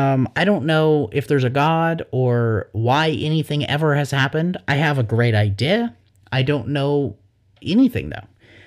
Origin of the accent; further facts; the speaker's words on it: the Bible Belt, United States; IDK, growing up in the Bible Belt, I'm probably more sheltered than I should be.